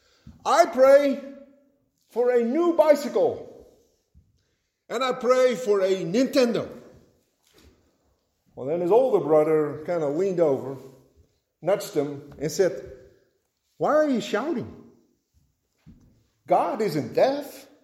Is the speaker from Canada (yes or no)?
no; Netherlands; moved away; growing up in Holland